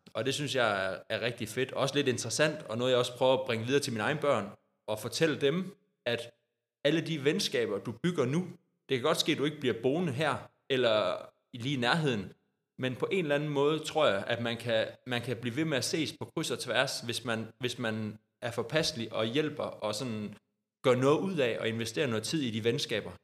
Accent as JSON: {"language": "Danish", "town": "Odder", "region": "Central Denmark Region", "country": "Denmark", "tie": "born or raised there", "said": "jeg har jo også startet som lille dreng i Odder og spillet håndbold, siden jeg var øh, fire år"}